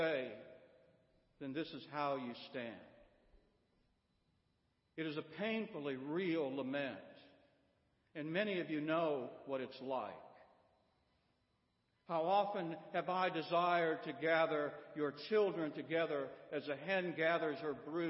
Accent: Midwest, United States; now in Florence, United States; I grew up in the Midwest

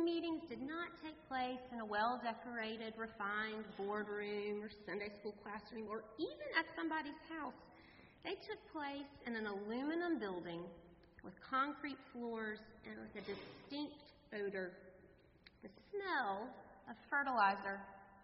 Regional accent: North Carolina, United States; I was raised in the Presbyterian Church, a small Presbyterian church in North Carolina.

